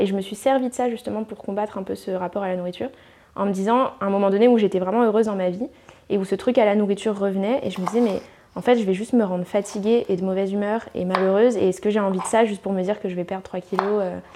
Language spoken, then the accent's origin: French; New Caledonia; moved away as an adult; now in Paris, France; je viens de Calédonie, donc j'ai habité en Calédonie bah, toute mon enfance